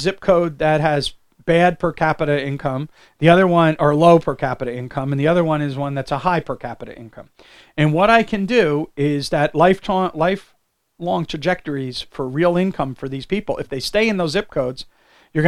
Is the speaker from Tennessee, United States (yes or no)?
no; New Jersey, United States; I grew up in New Jersey